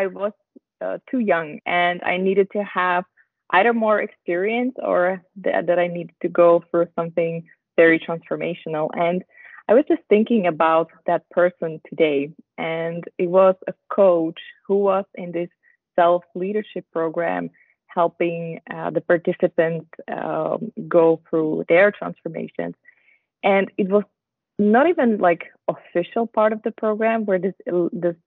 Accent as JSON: {"language": "English", "country": "Slovakia", "also_born_or_lived": "Netherlands / Switzerland", "moved": "yes", "lives_now": "Basel, Switzerland", "said": "I'm originally from Slovakia, married to a Dutch guy, and I live in Basel together with him and our dog"}